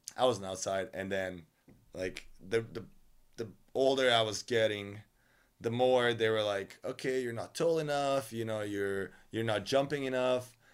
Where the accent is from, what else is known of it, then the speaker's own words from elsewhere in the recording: Novi Sad, Vojvodina, Serbia; moved away as an adult; I'm from Novi Sad.